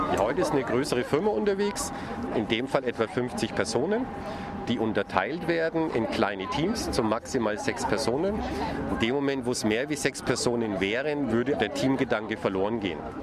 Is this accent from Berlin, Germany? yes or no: no; Nuremberg, Bavaria, Germany; selbst als Nürnberger